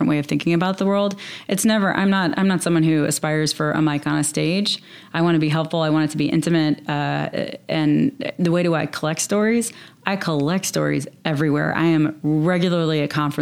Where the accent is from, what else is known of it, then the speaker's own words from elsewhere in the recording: the South, United States; I'm from the South